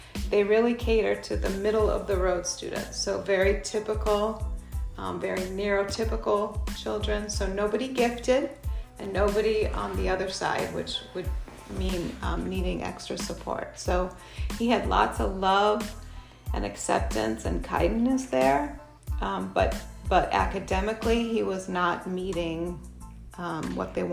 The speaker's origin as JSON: {"language": "English", "region": "Minnesota", "country": "United States", "also_born_or_lived": "Shanghai, China", "moved": "as an adult", "lives_now": "Madison, United States", "said": "we're from Minnesota originally"}